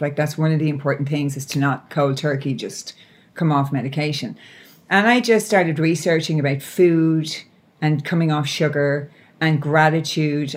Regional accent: Ireland; I'm Irish.

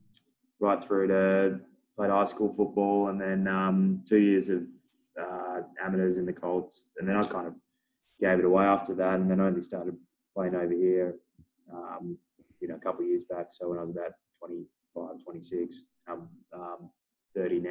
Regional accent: Perth, Western Australia, Australia; I'm from Perth, so I'm a West Coast man.

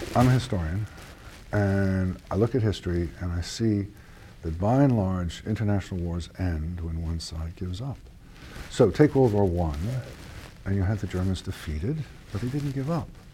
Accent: United States; I lived through 1975 as an American

